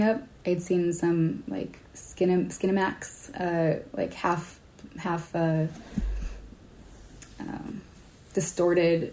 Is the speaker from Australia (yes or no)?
no; Hawaii, United States; now in San Francisco, United States; I grew up in Hawaii